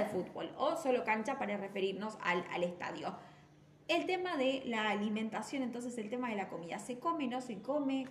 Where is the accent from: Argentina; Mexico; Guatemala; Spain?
Argentina; nosotros también como argentinos